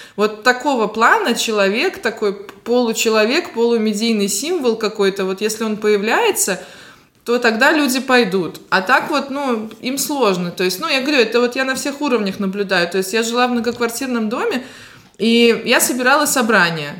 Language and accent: Russian; Latgale, Latvia; я приехала из Латгали